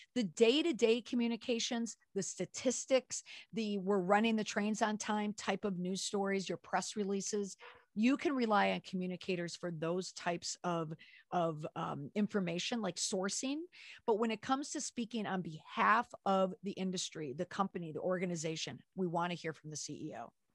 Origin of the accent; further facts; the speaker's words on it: Minneapolis, Minnesota, United States; moved away; also born or lived in Washington, D.C.; I grew up in the Twin Cities.